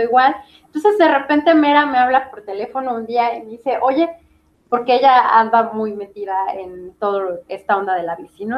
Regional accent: Mexico; also born or lived in Puebla; sí soy mexicana, pero me considero una ciudadana del mundo

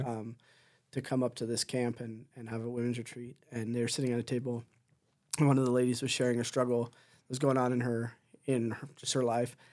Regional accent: Southern Ontario, Canada; moved away as an adult; also born or lived in Delhi, Ontario; now in Chicoutimi, Canada; I grew up in Southern Ontario, about an hour and a bit down the road from, from Hesler

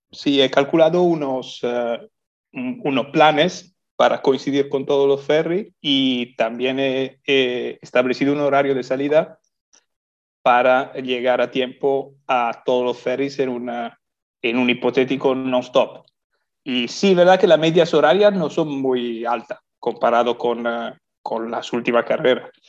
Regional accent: Italy; moved away as an adult; now in Lanzarote, Spain; Yo soy italiano, sí.

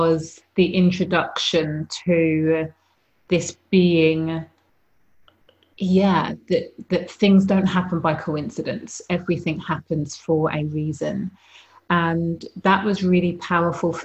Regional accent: United Kingdom; born or raised there

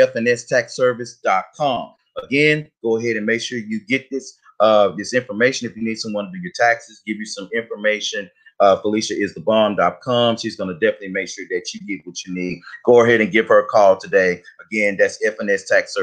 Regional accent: United States; we grew up in Highland Hills

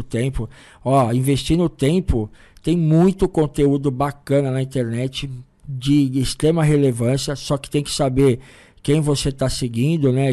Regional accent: São Paulo, Brazil; a gente é de São Paulo

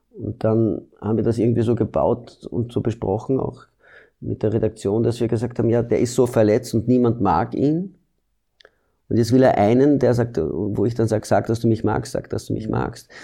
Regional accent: Belgium; moved away as an adult; now in Austria; ich komme aus Belgien, ich bin in Belgien geboren und ich habe in Belgien maturiert

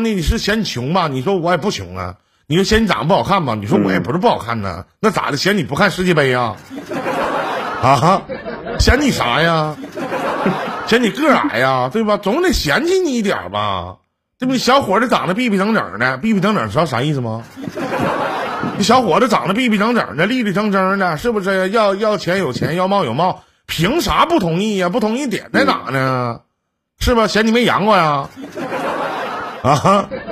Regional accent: Northeast China, China; accent: Northeastern (Dongbei); 用我们东北话来讲啊

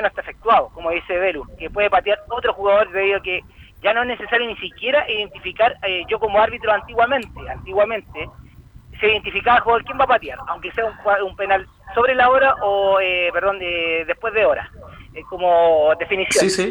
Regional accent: Chile; como chileno

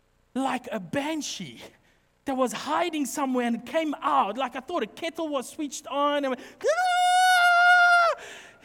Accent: Highveld, South Africa; now in Western Cape, South Africa; We're from the Highveld, my family

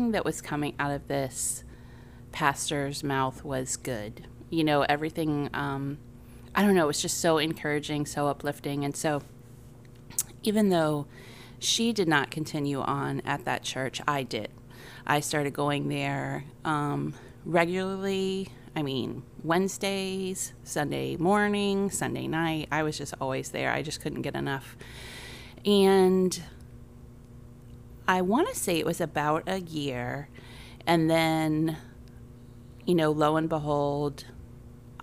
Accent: Tampa, Florida, United States; I was born in Tampa

